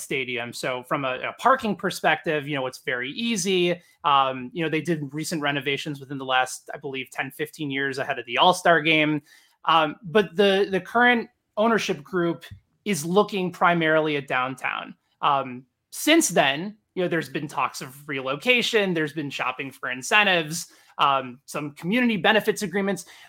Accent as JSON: {"language": "English", "town": "Chicago", "region": "Illinois", "country": "United States", "tie": "born or raised there", "moved": "as an adult", "lives_now": "Kansas City, United States", "said": "where I grew up in Chicago"}